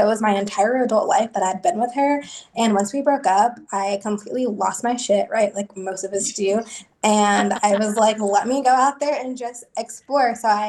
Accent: New Jersey, United States; now in Kentucky, United States; I live in the beautiful state of Kentucky. Not from here, though. I'm from New Jersey. I'm an East Coast girl.

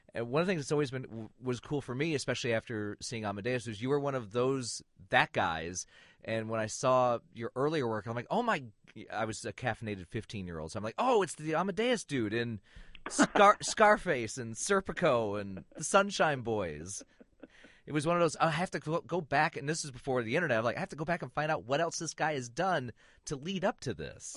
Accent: Flint, Michigan, United States; moved away; I grew up in Flint.

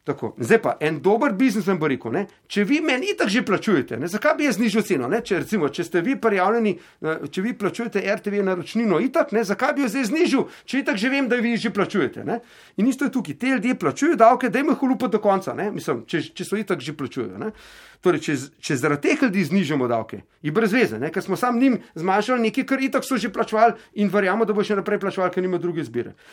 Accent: Slovenia

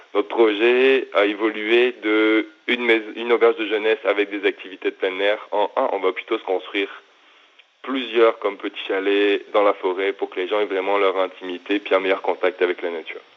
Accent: the Alps, France; moved away as an adult; also born or lived in Montreal, Canada; now in Quebec, Canada; je viens des Alpes

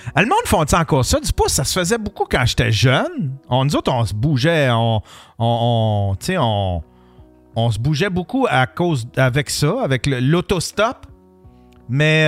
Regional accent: Abitibi, Quebec, Canada; quand j'étais jeune, pis en Abitibi

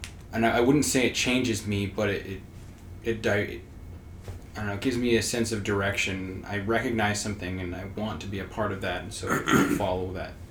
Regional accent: Wyoming, United States; So we all grew up in Wyoming, right?

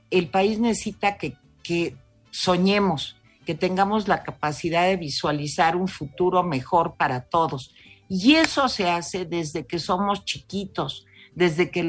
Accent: Mexico; sí viva México pero viva México ese sentimiento de somos mexicanos tiene que ser también un impulso tiene que ser viva México y voy a trabajar por México

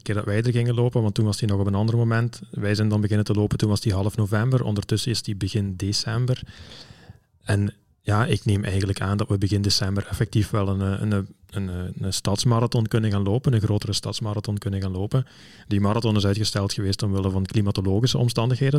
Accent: Belgium; als Belgen

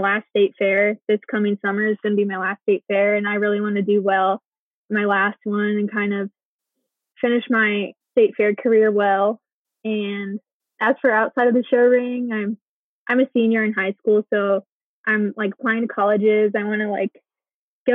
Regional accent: Dunlap, Iowa, United States; I'm born and raised in Dunlap

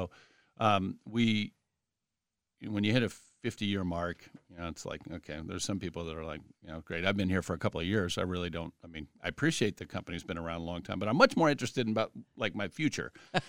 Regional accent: Columbus, Ohio, United States; So I grew up here in Upper Arlington, Columbus. So in Columbus, kind of born and bred, and like a lot of folks in Arlington, I didn't venture very far.

